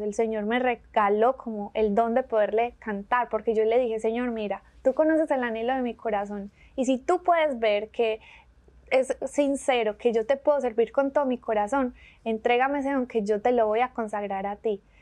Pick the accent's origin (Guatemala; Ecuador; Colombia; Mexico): Colombia; Medellín, Antioquia; accent: paisa; moved away as an adult; also born or lived in San Diego, California; now in Birmingham, United States; soy de Medellín, Colombia, una ciudad hermosísima